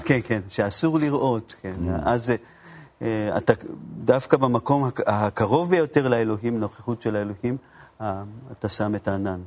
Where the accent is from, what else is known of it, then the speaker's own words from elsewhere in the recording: Japan; Hebrew is a second language; also born or lived in Tokyo; now in Israel; אני במקור מיפן